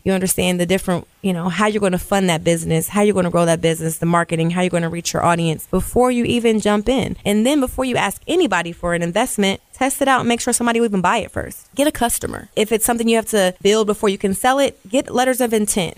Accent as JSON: {"language": "English", "town": "Columbus", "region": "Ohio", "country": "United States", "tie": "born or raised there", "said": "I grew up in Columbus"}